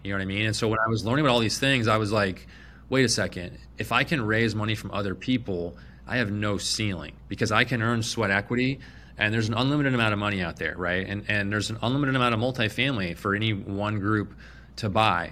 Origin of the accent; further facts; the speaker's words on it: Phoenix, Arizona, United States; I was born and raised in Phoenix